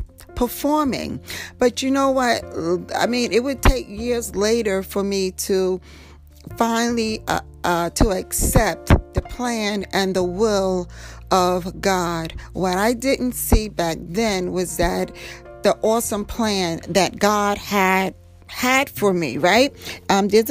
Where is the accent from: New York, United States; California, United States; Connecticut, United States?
New York, United States; New York City; I grew up in Harlem